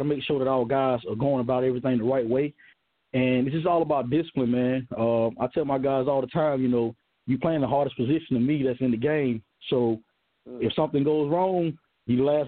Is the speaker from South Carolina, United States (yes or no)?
yes; Johnston, South Carolina, United States; I'm actually from Johnston. I played ball at Strom Thurmond High School.